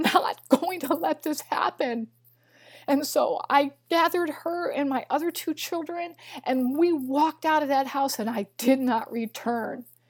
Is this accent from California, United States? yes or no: no; Missouri, United States; moved away; also born or lived in Illinois; I was raised in Missouri. I'm just a little girl from Missouri